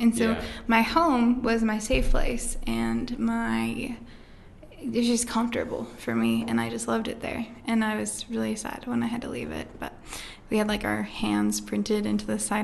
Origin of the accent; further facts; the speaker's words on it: Rexburg, Idaho, United States; also born or lived in Logan, Utah; I'm from Rexburg, Idaho. I was actually born in Logan, Utah